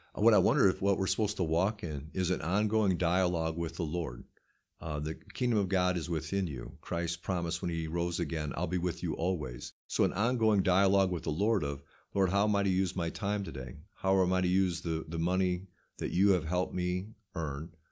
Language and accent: English; United States; I'm an American